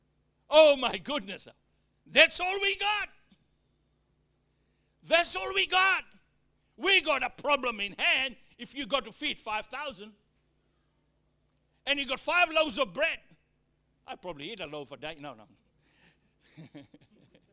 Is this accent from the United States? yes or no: no; Australia; accent: Australian; also born or lived in Fiji; my Australian accent